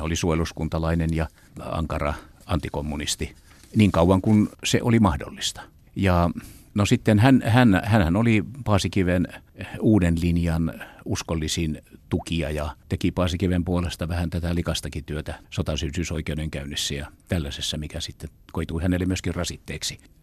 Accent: Seinäjoki, South Ostrobothnia, Finland; Mä tulen itse Seinäjoelta

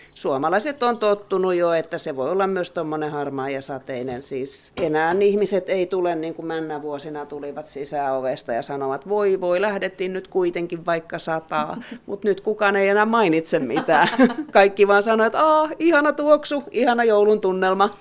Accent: Turku, Southwest Finland, Finland; now in Loviisa, Finland; mä oon Turusta kotoisin

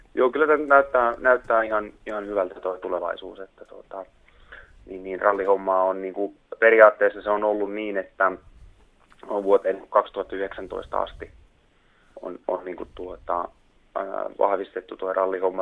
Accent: Tuuri, South Ostrobothnia, Finland; moved away; mä oon täällä Tuurissa Etelä-Pohjanmaalla, täällä kotipuolessa käymässä

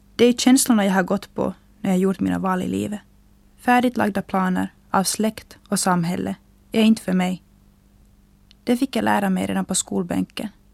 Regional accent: Finland; hemma i Finland

